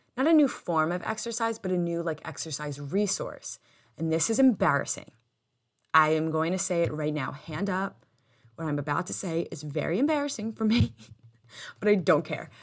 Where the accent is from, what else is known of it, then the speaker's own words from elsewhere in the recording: United States; us being full American, like, having grown up here, having been born here